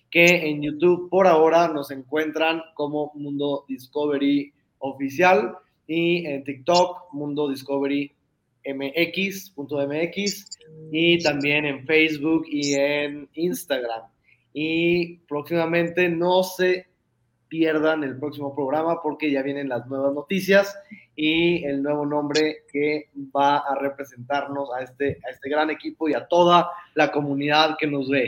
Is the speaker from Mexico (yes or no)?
yes; Guadalajara, Jalisco, Mexico; todos somos tapatíos mexicanos, orgullosamente.